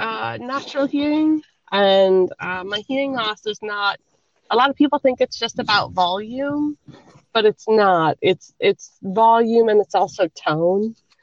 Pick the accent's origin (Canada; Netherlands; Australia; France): Canada; now in United States; You know, I am very Canadian. I lived there for quite a long time. And I will say, like, moving from Canada to America was a little bit of a culture shock. I moved in the 90s.